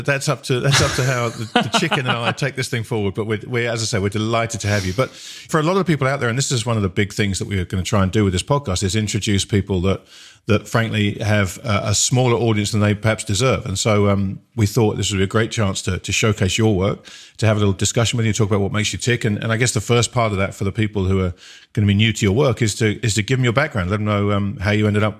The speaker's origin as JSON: {"language": "English", "country": "United Kingdom", "said": "No, I'm a Brit"}